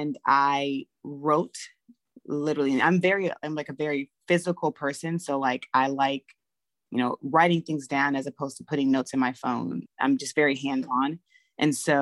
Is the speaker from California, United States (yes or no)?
yes; Los Angeles, California, United States; moved away as an adult; now in Atlanta, United States; I'm originally from Los Angeles, California. I'm an LA baby